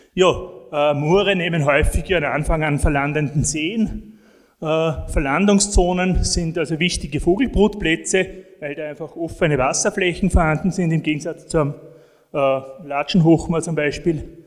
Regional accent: northern edge of the Alps, Austria; da, wo ich herkomme, aus dem nördlichen Alpenrand

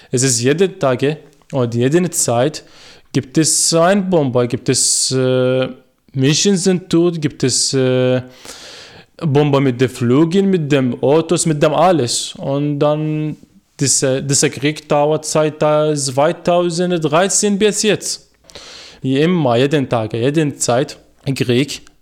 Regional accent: Iraq; first language Arabic; German is a second language; now in Austria; ich bin ungefähr ein Jahr und ein paar Tage in Österreich und ich komme aus dem Irak. Ich bin 23 Jahre alt. Das ist meine Muttersprache, ist Arabisch.

